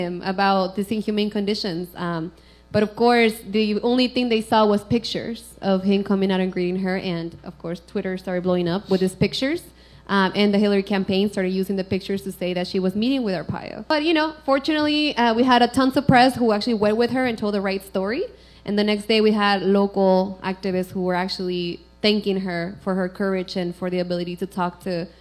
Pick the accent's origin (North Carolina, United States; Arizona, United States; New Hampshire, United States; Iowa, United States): Arizona, United States; I'm actually from Arizona.